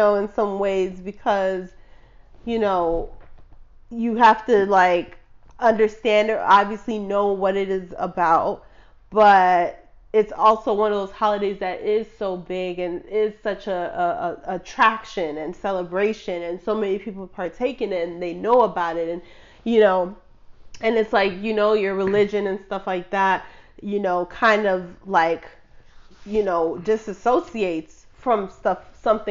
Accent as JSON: {"language": "English", "town": "Chicago", "region": "Illinois", "country": "United States", "tie": "born or raised there", "said": "I grew up in Chicago. I grew up in a high-rise building, big apartment building"}